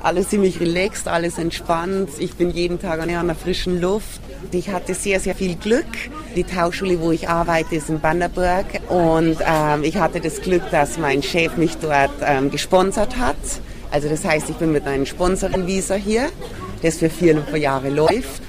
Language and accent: German; Landshut, Bavaria, Germany; moved away as an adult; now in Bundaberg, Australia; Ich komme aus Landshut